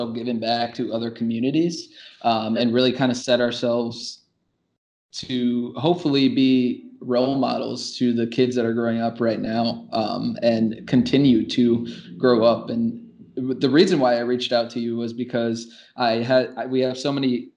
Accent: Chicago, Illinois, United States; now in Milwaukee, United States; I grew up in Chicago

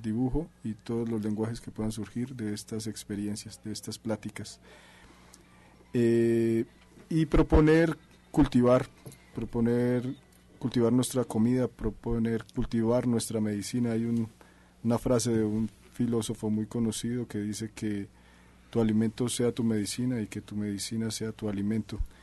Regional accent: Duitama, Boyacá, Colombia; soy de Colombia, de la ciudad de Duitama, que está en el departamento de Boyacá

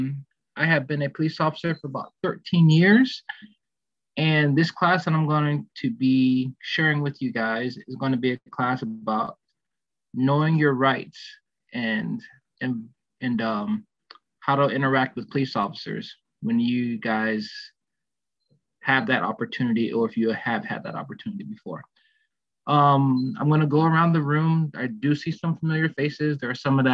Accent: Miami, Florida, United States; moved away; my old hometown.

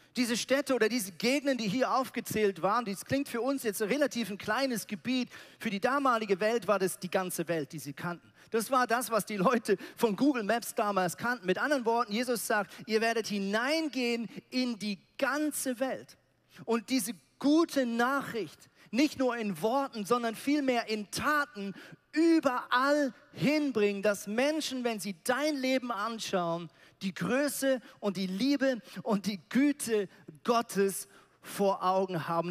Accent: Switzerland; also born or lived in Zurich; now in Hamburg, Germany; in der Schweiz, da wo ich herkomme, da sagt man zum Wort Kirche sagt man Chile

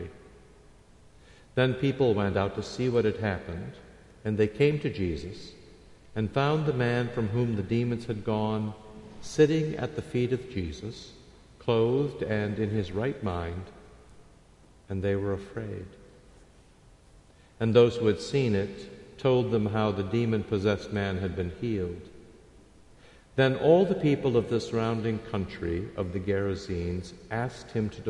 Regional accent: Iowa, United States; I grew up in Iowa

